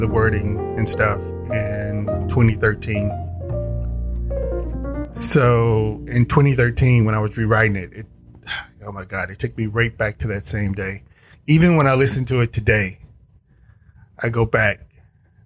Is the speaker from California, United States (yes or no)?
no; Indianola, Mississippi, United States; I worked in my hometown of Indianola, Mississippi